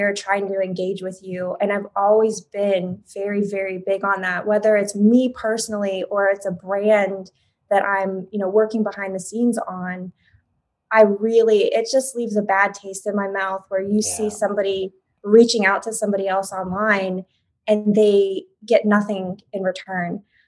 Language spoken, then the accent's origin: English; Oklahoma, United States